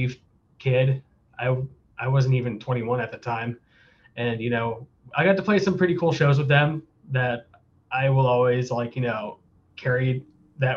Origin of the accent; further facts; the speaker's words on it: Santa Maria, California, United States; now in Spokane, United States; I am from Santa Maria, Central Coast, like San Luis Obispo